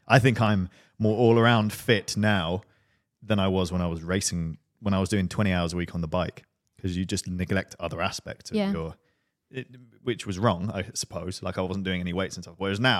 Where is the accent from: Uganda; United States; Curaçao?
Uganda; born there; I was born in Uganda.